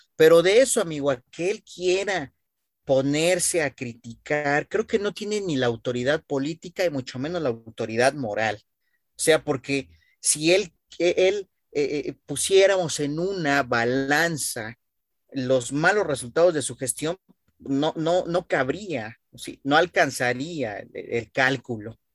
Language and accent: Spanish; Mexico; como pueblo mexicano